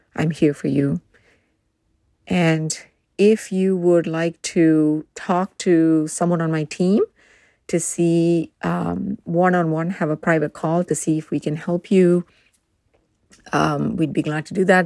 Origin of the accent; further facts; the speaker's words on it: India; moved away as an adult; now in United States; I grew up in India